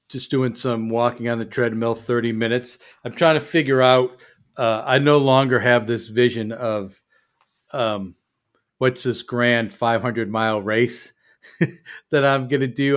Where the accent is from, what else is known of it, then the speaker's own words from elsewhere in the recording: Chicago, Illinois, United States; moved away; I'm from Chicago